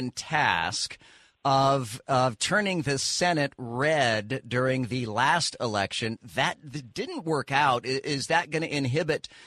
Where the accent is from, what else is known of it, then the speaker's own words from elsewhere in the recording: Tulsa, Oklahoma, United States; now in Orlando, United States; I moved to Orlando from Tulsa, Oklahoma, beautiful Tulsa, Oklahoma, in 2011.